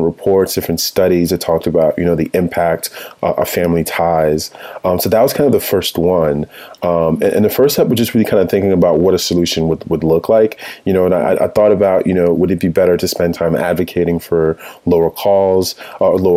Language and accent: English; Connecticut, United States; also born or lived in Chicago, Illinois / Nigeria; my family moved to Connecticut, where we've lived